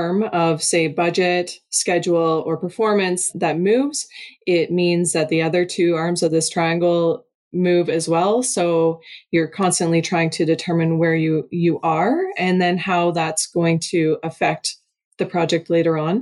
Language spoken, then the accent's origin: English; Eastern Ontario, Canada; moved away as an adult; now in Alberta, Canada; I grew up in Eastern Ontario, and then I've spent half of my life in Alberta